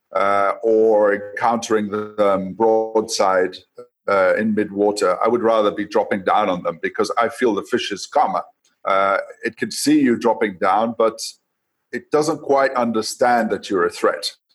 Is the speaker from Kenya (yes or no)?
yes; Coast, Kenya; now in Tanzania; I was born in Kenya. Um, I now live in Tanzania, but I was born in Kenya, and my youth. Uh, I was in Kenya, uh, growing up along the coast